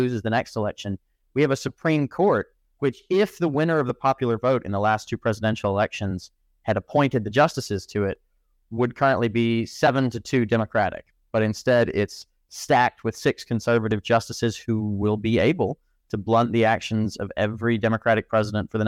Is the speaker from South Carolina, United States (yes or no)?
no; Alabama, United States; now in United Kingdom; I'm from Alabama